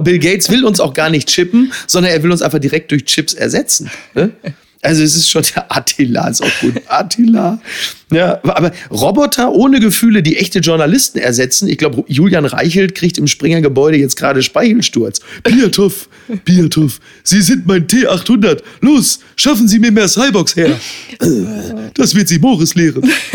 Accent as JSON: {"language": "German", "country": "Germany", "said": "wir als Deutsche"}